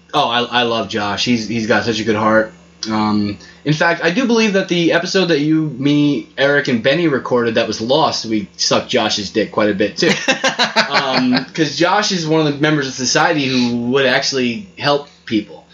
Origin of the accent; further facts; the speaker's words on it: New York, United States; moved away as an adult; also born or lived in Long Island; now in Appalachia, United States; I'm from New York